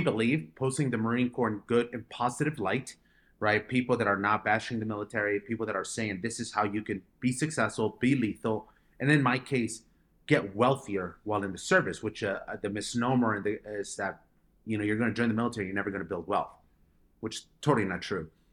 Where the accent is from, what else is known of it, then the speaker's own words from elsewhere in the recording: Colombia; now in United States; I was born in Colombia, and, uh, my parents, uh, decided to move to America in two thousand four.